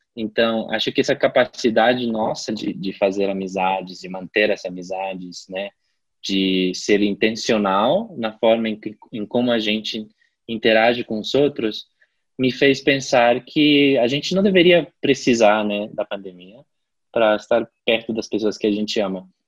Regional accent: La Paz, Bolivia; moved away as an adult; Eu agora estou em La Paz, é, na Bolívia, que é a minha cidade natal. Eu voltei para casa depois de dois anos e meio

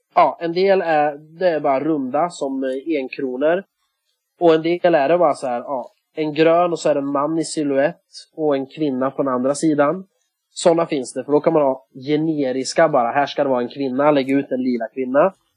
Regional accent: Sweden; jag är ju svensk

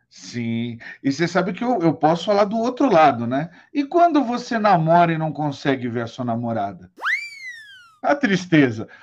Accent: São Paulo, Brazil; now in Araraquara, Brazil; nascido em São Paulo

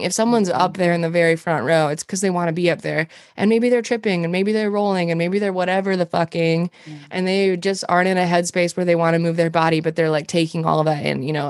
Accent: Montana, United States; moved away as an adult; also born or lived in Alaska; now in Minneapolis, United States; I'm from Montana originally. I moved here when I was well, I moved from Montana to Alaska when I was 19

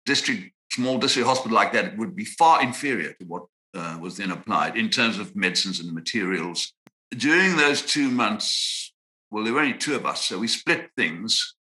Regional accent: Zimbabwe; moved away as an adult; also born or lived in South Africa / Cape Town, South Africa; now in London, United Kingdom; Well, I was born in South Africa, but I grew up in Zimbabwe, which was then the British colony of Rhodesia.

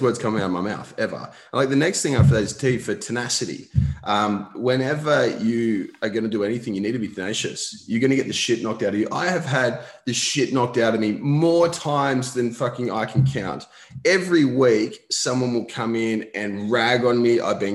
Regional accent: Newcastle, New South Wales, Australia; also born or lived in Sydney; I grew up in Newcastle, so we moved back to Newcastle for a bit

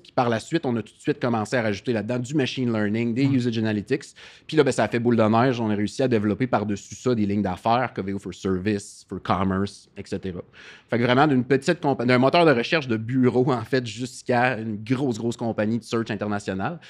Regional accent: Gaspésie, Quebec, Canada; moved away; also born or lived in Rimouski; Je suis euh, gaspésien à la base

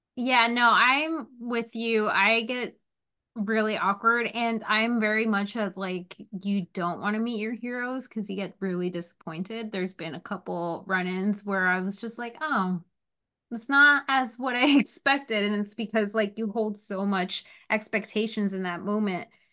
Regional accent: New Jersey, United States; I am from North Jersey

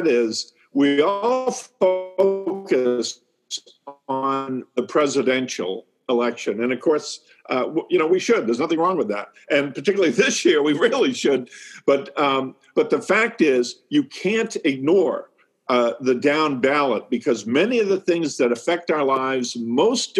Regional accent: New Hampshire, United States; growing up in New Hampshire

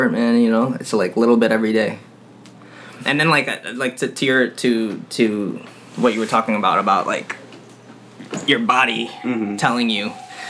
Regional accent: New York City, New York, United States; I'm a Queens native, born and raised

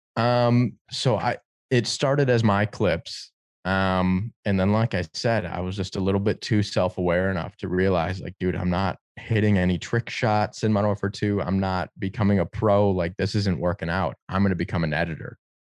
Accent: Detroit, Michigan, United States; growing up in Detroit

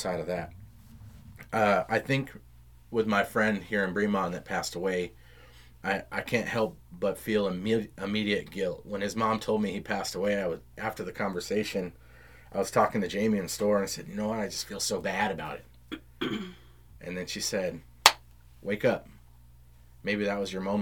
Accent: Round Rock, Texas, United States; 620 was the street I grew up on in Round Rock.

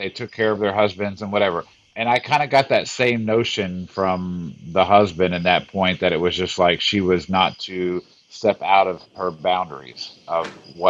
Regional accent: near Fort Knox, Kentucky, United States; I grew up in near Fort Knox.

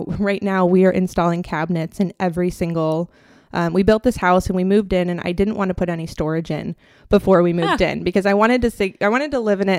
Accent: Minnesota, United States; moved away; I'm actually from Minnesota.

